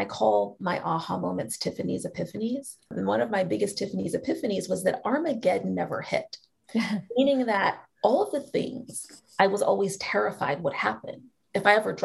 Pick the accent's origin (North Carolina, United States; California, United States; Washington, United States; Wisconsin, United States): Washington, United States; Seattle; moved away; a really magical place called Seattle Girls School in my hometown